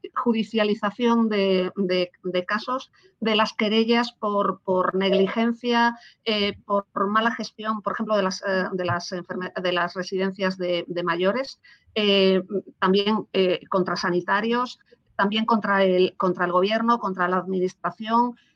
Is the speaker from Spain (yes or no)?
yes; Spain; como ciudadana española